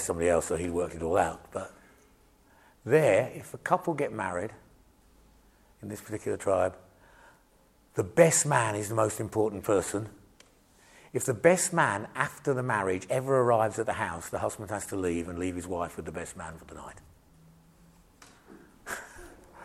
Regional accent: England, United Kingdom; I'm British

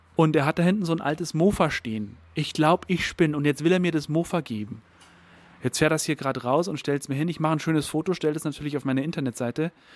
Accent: Berchtesgadener Land, Bavaria, Germany; bin ich hier in, äh, in meiner Heimat unterwegs

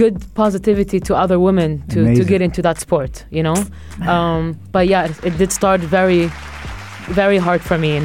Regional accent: Jerusalem, Palestine; I'm from Jerusalem

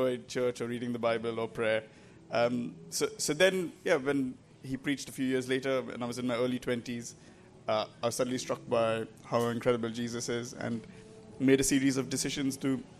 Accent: India; accent: Indian; moved away as an adult; now in England; I grew up in India and moved to England about 10 years ago now, so that's why I speak with my still Indian accent.

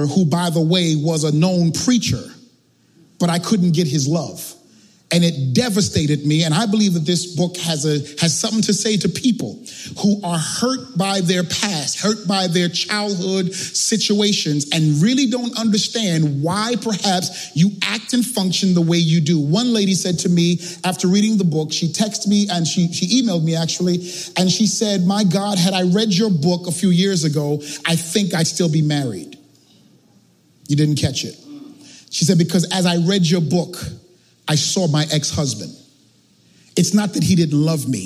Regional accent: New York City, New York, United States; I'm from Brooklyn, right? Yeah. I'm from East New York

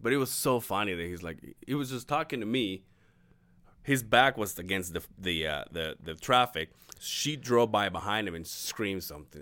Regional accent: Mexico; born or raised there; moved away

